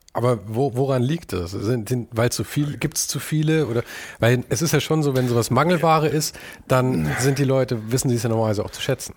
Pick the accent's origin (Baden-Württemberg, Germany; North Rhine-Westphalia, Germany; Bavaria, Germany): Bavaria, Germany; Munich; moved away; also born or lived in Los Angeles; Ich komme aus München